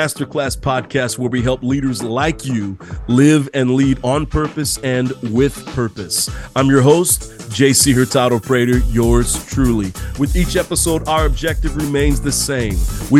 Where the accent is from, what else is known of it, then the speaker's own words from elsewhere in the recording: San Diego, California, United States; I'm from San Diego, California, so I don't hang out, in the mountains of Colorado.